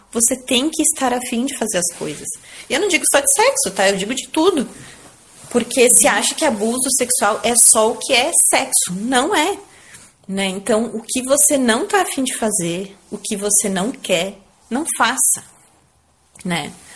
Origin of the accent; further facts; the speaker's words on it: Garibaldi, Rio Grande do Sul, Brazil; moved away; desde que a gente voltou pra Garibaldi aqui